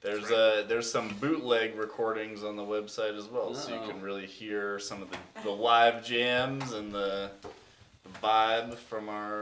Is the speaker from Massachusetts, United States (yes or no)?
yes; Lexington, Massachusetts, United States; I am from Lexington, Massachusetts.